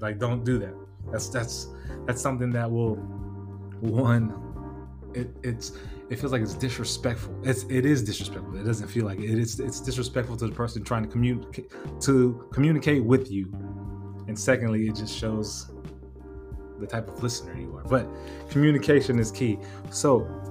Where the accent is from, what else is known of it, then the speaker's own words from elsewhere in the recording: National City, California, United States; growing up in National City, California. I grew up in a barrio